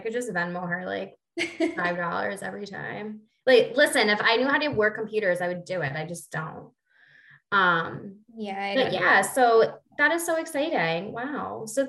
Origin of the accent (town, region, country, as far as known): New Haven, Connecticut, United States